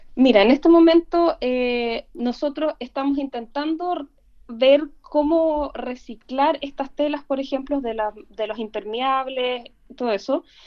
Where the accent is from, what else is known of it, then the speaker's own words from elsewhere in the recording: Valdivia, Los Ríos, Chile; yo soy de regiones, soy de Valdivia